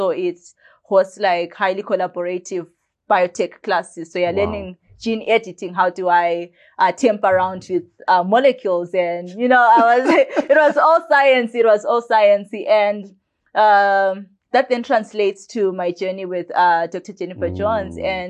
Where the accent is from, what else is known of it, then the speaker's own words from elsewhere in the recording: Bulawayo, Zimbabwe; I was born in Bulawayo here in Zimbabwe at Mater Dei on the 23rd of March in 2003.